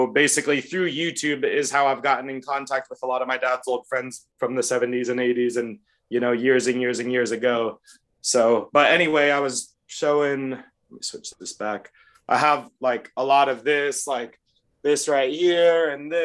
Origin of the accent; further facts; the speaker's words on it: Florida, United States; now in Los Angeles, United States; growing up in Florida through elementary school, middle school, and high school